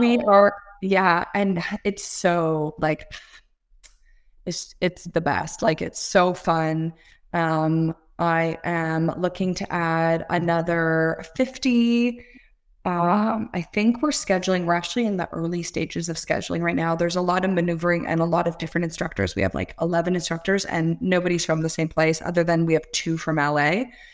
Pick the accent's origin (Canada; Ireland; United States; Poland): Canada; Toronto, Ontario; I'm from Toronto, Canada.